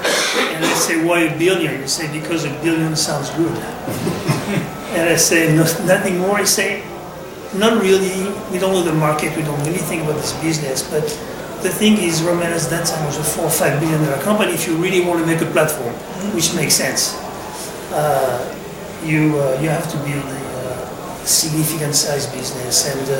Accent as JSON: {"language": "English", "country": "France", "tie": "born or raised there", "also_born_or_lived": "Middle East", "second_language": "English", "said": "I was born in France, obviously. My father was in the army. So moved around for most of my youth in France and the Middle East."}